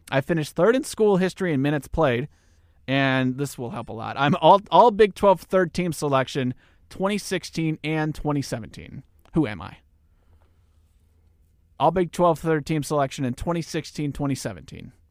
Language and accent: English; McPherson, Kansas, United States; I was a second round draft pick. I'm from McPherson, Kansas.